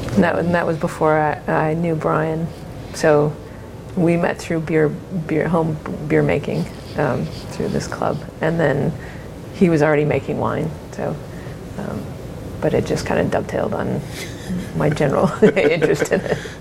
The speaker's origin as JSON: {"language": "English", "region": "Minnesota", "country": "United States", "tie": "born or raised there", "also_born_or_lived": "Los Gatos, California", "moved": "yes", "lives_now": "Oregon, United States", "said": "I grew up in Minnesota, so not really a very wine state"}